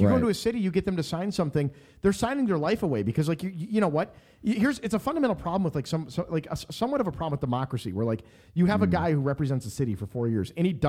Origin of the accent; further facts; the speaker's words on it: Shakopee, Minnesota, United States; I come from Shakopee, Minnesota.